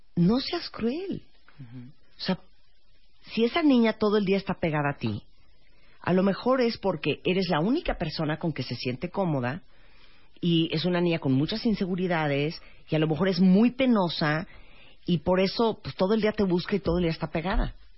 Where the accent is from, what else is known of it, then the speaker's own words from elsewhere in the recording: Nicaragua; En Nicaragua, de donde soy originaria